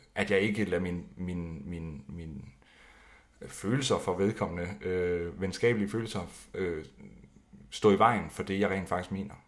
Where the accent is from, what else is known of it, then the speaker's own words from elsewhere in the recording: Skive, Central Denmark Region, Denmark; jeg kommer fra Skive, eller lidt uden for Skive